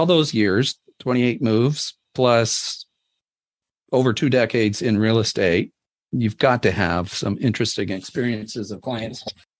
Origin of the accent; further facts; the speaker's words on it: Seattle, Washington, United States; I was born and raised in Seattle area here. I'm a lifelong resident of Puget Sound, and that's where our business is in the Seattle area.